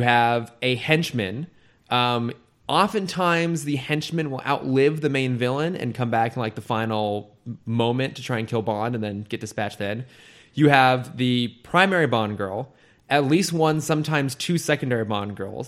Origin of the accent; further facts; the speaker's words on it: an hour south of San Francisco, California, United States; moved away as an adult; now in Los Angeles, United States; I grew up, like, an hour south of San Francisco